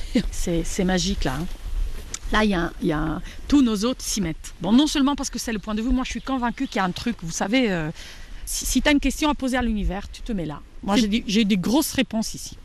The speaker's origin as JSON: {"language": "French", "country": "Italy", "tie": "born or raised there", "moved": "yes", "lives_now": "Cantal, France", "said": "je suis née à Gênes, née à Milan"}